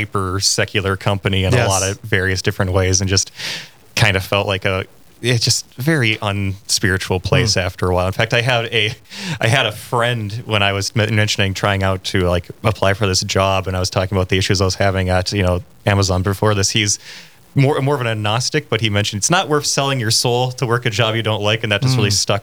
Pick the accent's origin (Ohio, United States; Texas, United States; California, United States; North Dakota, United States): North Dakota, United States; Grand Forks; I'm originally from Grand Forks, and I went